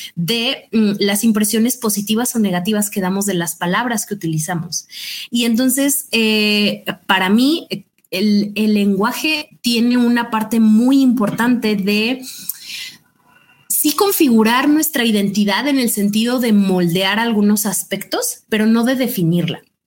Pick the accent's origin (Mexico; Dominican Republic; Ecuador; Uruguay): Mexico; como mexicano